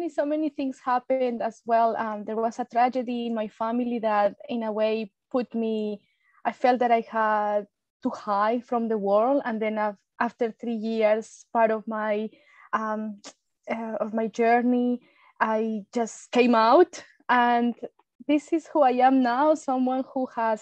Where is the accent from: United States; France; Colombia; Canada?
Colombia; English is a second language; moved away as an adult; now in Australia; I am from Colombia, South America, and I've been in Australia over 16 years. I came as an international student with no English